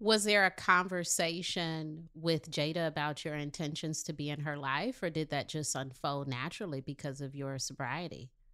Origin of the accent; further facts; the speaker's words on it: Detroit, Michigan, United States; I'm from Detroit